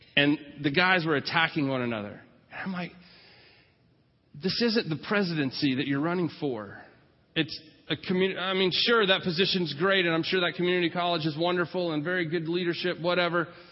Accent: California, United States; moved away; I was from California during my high school years

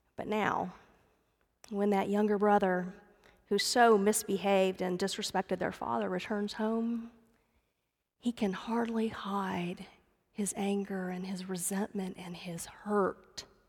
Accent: Dallas, Texas, United States; I grew up in the Dallas area

